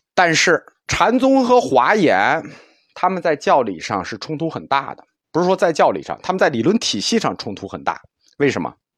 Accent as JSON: {"language": "Chinese", "country": "China", "said": "一听异心我们中国人就懂了"}